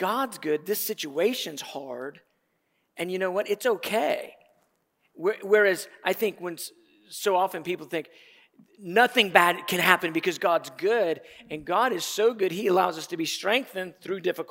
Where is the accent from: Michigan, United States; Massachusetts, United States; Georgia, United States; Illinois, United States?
Georgia, United States; Atlanta; I grew up in Atlanta